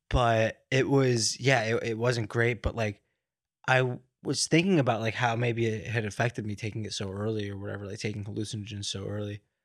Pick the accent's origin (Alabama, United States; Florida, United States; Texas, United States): Florida, United States; Miami; moved away; also born or lived in New York; I grew up in, uh, like, in the Miami area